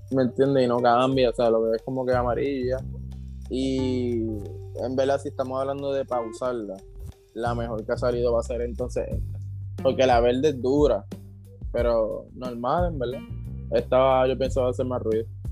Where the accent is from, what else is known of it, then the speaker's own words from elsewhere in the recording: Puerto Rico; como puertorriqueño